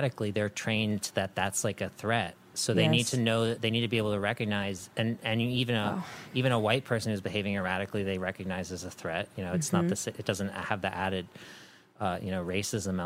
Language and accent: English; East Coast, United States; moved away as an adult; now in Los Angeles, United States; I grew up on the East Coast, and, you know, there's a different energy there.